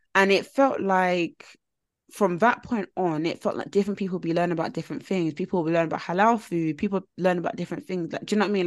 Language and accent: English; United Kingdom; us as a British nation who work nine to five jobs